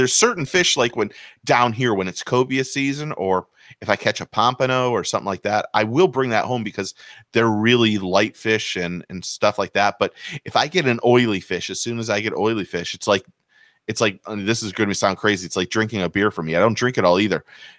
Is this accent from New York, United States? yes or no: no; Michigan, United States; moved away; So I grew up in Michigan